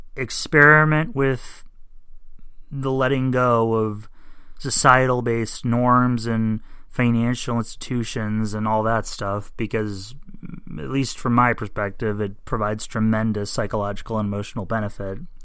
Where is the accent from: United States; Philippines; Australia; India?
United States; I'm an American